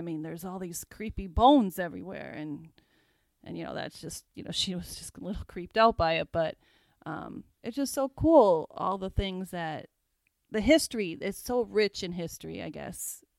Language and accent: English; Massachusetts, United States; We're from Massachusetts.